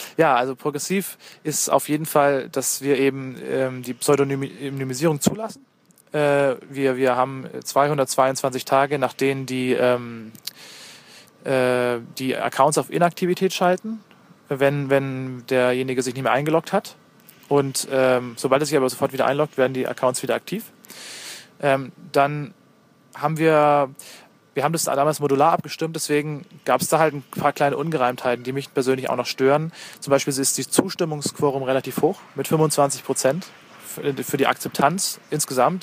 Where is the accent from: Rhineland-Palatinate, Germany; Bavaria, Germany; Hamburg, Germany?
Bavaria, Germany; Bayreuth; moved away as an adult; now in Dresden, Germany; Ich äh, bin vor drei Jahren nach Dresden zum Studieren gekommen und war vorher in Bayreuth. 21, nee, 22 Jahre habe ich dort gelebt, meine Heimatstadt